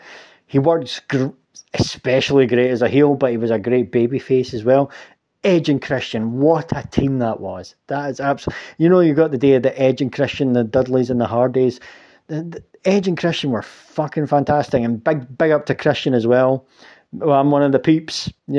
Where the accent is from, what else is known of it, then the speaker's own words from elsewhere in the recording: Scotland, United Kingdom; I'm fucking Scottish